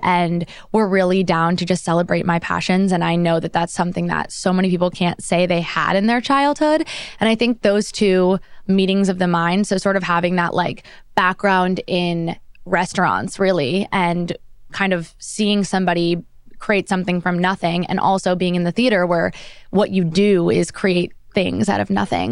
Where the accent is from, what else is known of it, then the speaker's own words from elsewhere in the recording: Monmouth County, New Jersey, United States; now in New York, United States; I grew up in New Jersey, very suburban, small town in Monmouth County